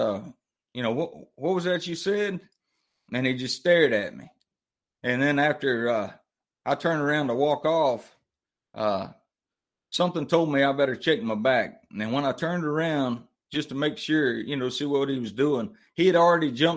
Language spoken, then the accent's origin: English; Mobile, Alabama, United States; I grew up down in Mobile, Alabama, the deep, deep South.